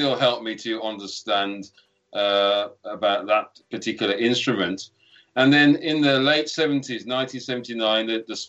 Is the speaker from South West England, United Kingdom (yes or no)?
no; Birmingham, West Midlands, United Kingdom; Also born and bred in Birmingham